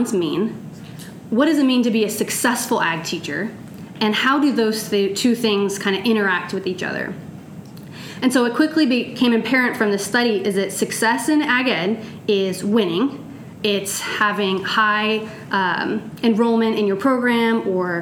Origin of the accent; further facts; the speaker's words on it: California, United States; moved away as an adult; also born or lived in Ghana; now in Oregon, United States; I am originally from California.